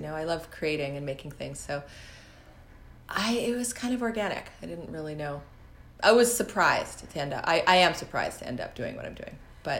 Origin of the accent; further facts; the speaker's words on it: Canada; also born or lived in Vancouver; I came from Canada and I had met Chris, who's my husband now and a boyfriend at the time.